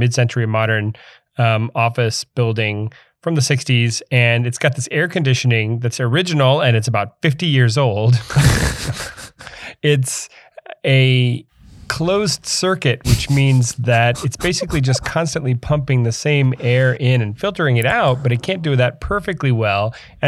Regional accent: Florida, United States; I'm from Florida. I'm allowed to make these jokes.

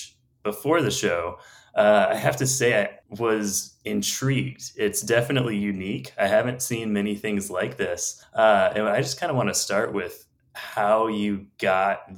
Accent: Illinois, United States; my home state of Illinois

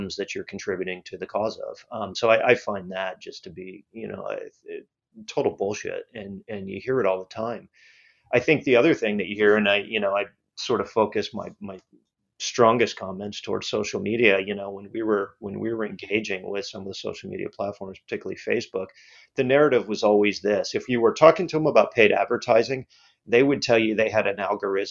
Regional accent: Cocoa Beach, Florida, United States; I grew up in Cocoa Beach, Florida.

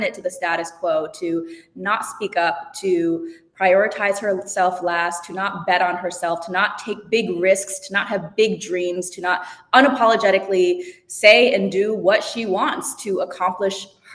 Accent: Madison, Wisconsin, United States; I was born in Madison, Wisconsin, and my parents immigrated right after the Cultural Revolution

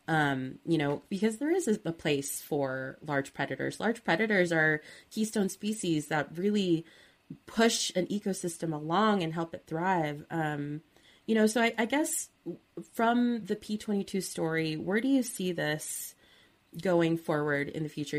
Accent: Southern California, United States; I'm from SoCal

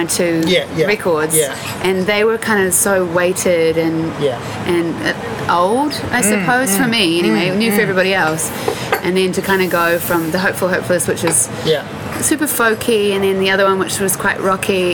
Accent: Christchurch, Canterbury, New Zealand; born or raised there; also born or lived in Palo Alto, California, United States

